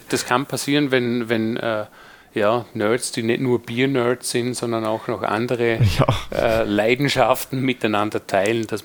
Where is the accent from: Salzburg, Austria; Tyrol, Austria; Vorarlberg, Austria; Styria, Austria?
Vorarlberg, Austria; Dornbirn; die Mohrenbrauerei aus Vorarlberg äh, in Dornbirn, also quasi in meiner Heimatstadt